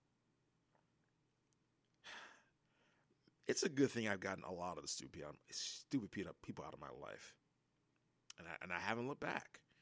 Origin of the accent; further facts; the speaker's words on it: United States; I'm as fucking American as they come